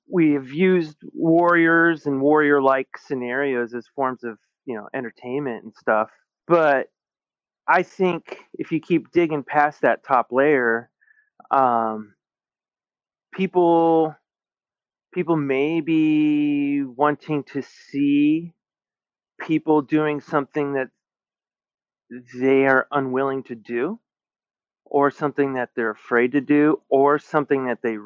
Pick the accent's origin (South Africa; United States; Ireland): United States; Alaska; moved away as an adult; now in Seattle area, United States; I grew up in Alaska